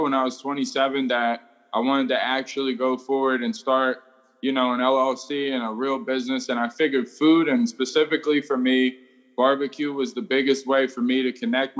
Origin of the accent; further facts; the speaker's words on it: Philadelphia, Pennsylvania, United States; I've been an entrepreneur since I was about 14, 15 years old, growing up in Philadelphia.